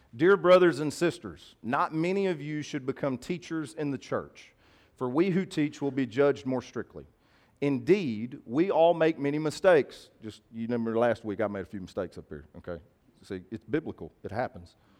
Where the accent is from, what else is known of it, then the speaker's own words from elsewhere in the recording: the South, United States; we're from the South